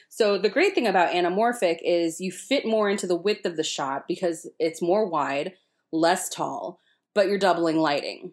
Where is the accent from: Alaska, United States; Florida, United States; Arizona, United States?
Florida, United States; I'm from Florida